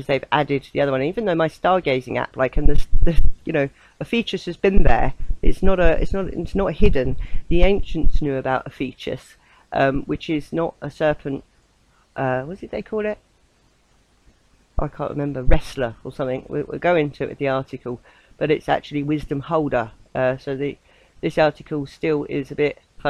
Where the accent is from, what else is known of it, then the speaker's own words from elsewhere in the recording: southern England, United Kingdom; accent: southern; my southern accent